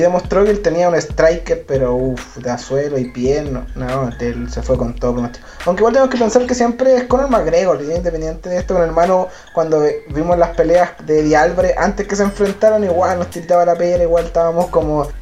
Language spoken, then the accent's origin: Spanish; Chile; now in Santiago, Chile; nosotros somos de Chile. Chile, yo vivo en la capital Santiago